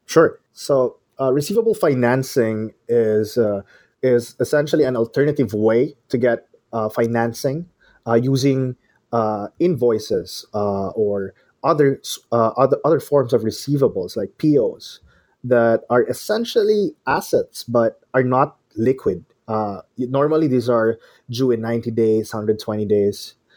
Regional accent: Manila, Metro Manila, Philippines; I'm from the Philippines. Uh, I grew up in Manila.

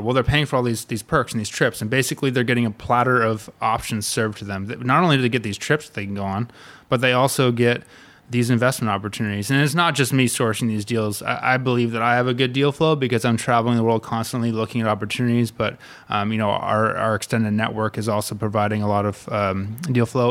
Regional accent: Malibu, California, United States; originally, I grew up in Malibu, California

